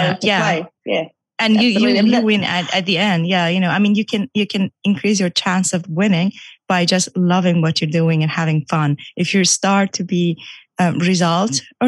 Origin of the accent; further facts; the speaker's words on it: Iran; moved away; I used to actually do competitive swimming back in Iran. I'm from Iran